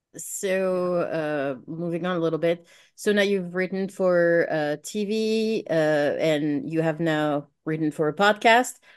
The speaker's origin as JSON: {"language": "English", "country": "France", "moved": "yes", "said": "I'm from France, so I didn't study most of American history."}